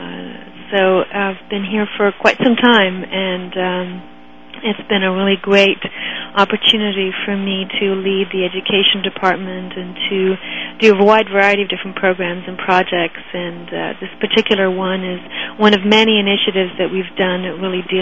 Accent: Ireland; moved away as an adult; also born or lived in Toronto, Canada; now in Pittsburgh, United States; I grew up in Ireland and went to university in Ireland at Trinity College

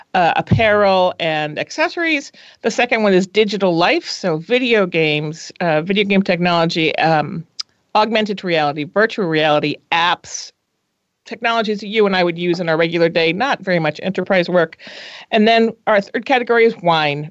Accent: New England, United States; moved away as an adult; also born or lived in Minnesota / Boston / Los Angeles; now in San Francisco, United States; I was born on the East Coast, and then I decided to go to college in the Midwest because I felt we should get out. I should get out of New England while the going was good

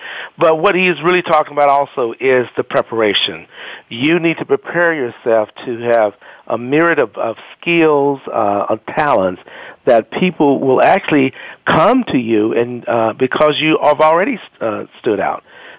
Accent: Mississippi, United States; moved away as an adult; also born or lived in California; now in San Diego, United States; I'm originally from the state of Mississippi. I was born and raised in Mississippi

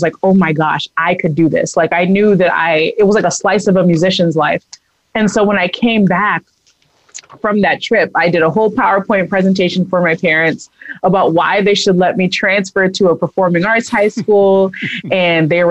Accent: United States; now in Denver, United States; I grew up in Long Island in Massachusetts

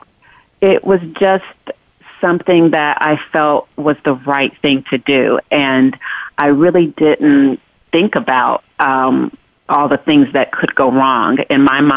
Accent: North Carolina, United States; I'm definitely a country girl at heart. I'm from North Carolina.

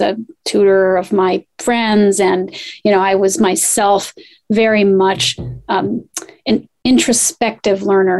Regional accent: Poughkeepsie, New York, United States; I grew up in Poughkeepsie, New York

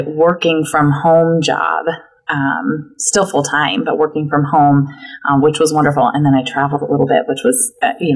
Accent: Arizona, United States; also born or lived in Oregon; I grew up in Arizona. I'm an Arizona native

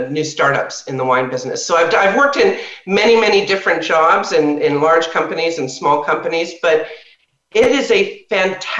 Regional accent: Toronto, Ontario, Canada; moved away as an adult; now in California, United States; I grew up in Toronto, Canada

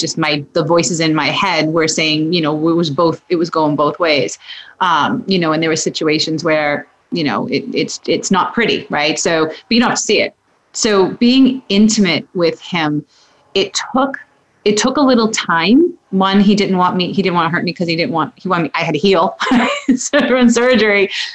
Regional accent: Massachusetts, United States; moved away as an adult; also born or lived in New Hampshire; I'm from Massachusetts. Met my husband, moved up to New Hampshire

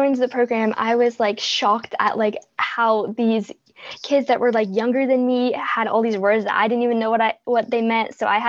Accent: Boston, Massachusetts, United States; Let's take a break. … from Boston, and you are listening to Kids First Coming Attractions.

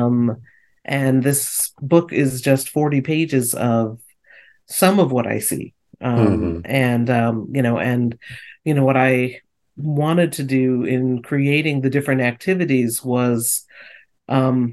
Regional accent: Northeast, United States; growing up in the Northeast where it snowed

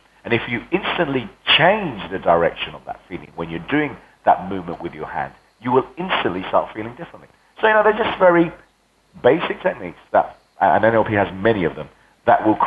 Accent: Spain; first language Spanish; English is a second language; also born or lived in England; now in London, United Kingdom; left to Spain when I was 9, brought up in Spain

